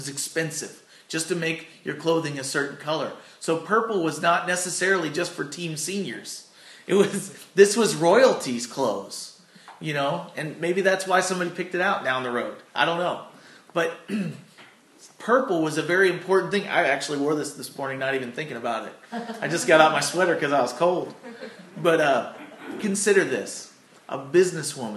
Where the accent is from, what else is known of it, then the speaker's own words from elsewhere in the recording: Doe Run, Missouri, United States; also born or lived in Chicago, Illinois / Farmington, Missouri; now in Arcadia Valley, United States; I'm kind of a transplant. I consider being from here.